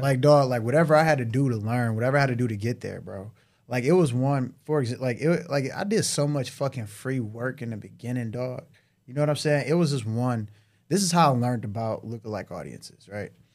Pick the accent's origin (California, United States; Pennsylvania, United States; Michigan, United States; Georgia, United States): Michigan, United States; Detroit; I'm from Detroit